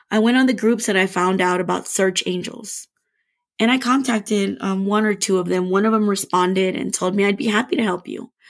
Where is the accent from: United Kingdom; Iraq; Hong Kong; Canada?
Iraq; I'm from Iraq.